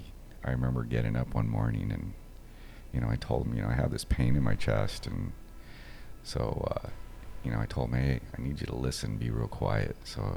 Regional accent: Los Angeles, California, United States; I grew up in East L.A., not the deep part of East L.A., but I grew up in Los Angeles, Norwalk, Downey, moved around a lot as a child, single mother.

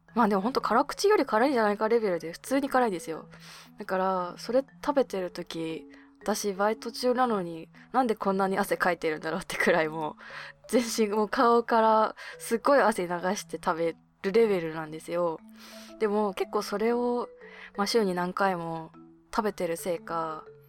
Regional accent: Hokkaido, Japan; moved away; 私の地元の北海道

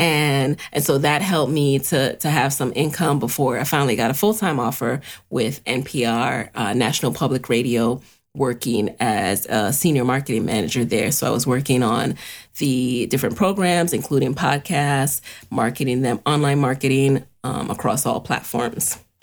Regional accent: New York City, New York, United States; growing up in the city, growing up in the Bronx

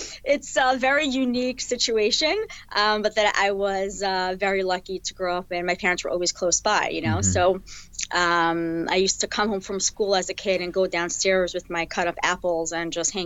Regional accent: New York City, New York, United States; also born or lived in New Jersey; they both had offices in the house that I grew up in Brooklyn

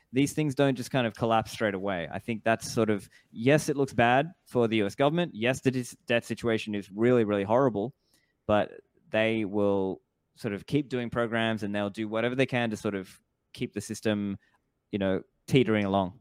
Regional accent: Australia; now in Dubai, United Arab Emirates; I grew up in Australia, I now live in Dubai

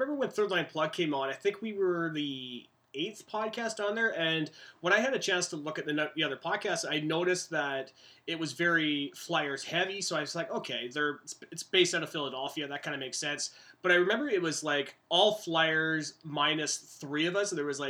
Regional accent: Canada; also born or lived in West Coast, Canada; for myself being a Canadian

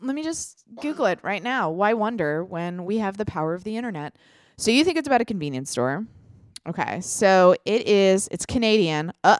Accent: Ireland; I can say that because I'm Irish. You can't say that if you're not Irish because it's hateful.

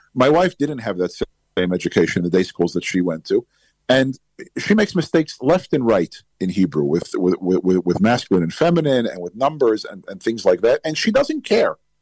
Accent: United States; accent: heavy American; now in Israel; my heavy American accent

